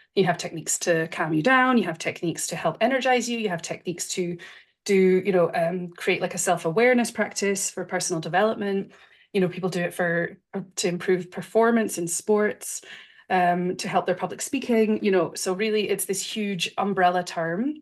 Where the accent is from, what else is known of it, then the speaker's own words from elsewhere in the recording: Scotland, United Kingdom; moved away as an adult; now in Switzerland; I'm from Scotland, but I'm in Switzerland, which is where my husband is from